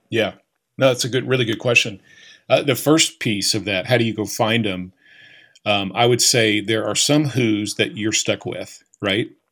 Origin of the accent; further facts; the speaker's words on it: Bristow, Oklahoma, United States; I grew up just outside of Tulsa